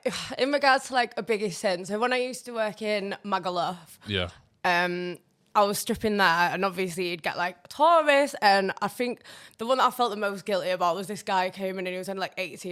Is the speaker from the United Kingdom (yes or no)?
yes; Wakefield, Yorkshire and the Humber, United Kingdom; It's Wakefield